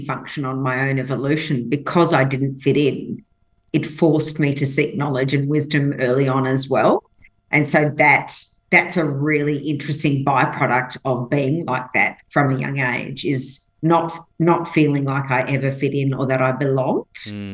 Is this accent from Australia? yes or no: yes; Western Australia, Australia; English is a second language; Grew up in Western Australia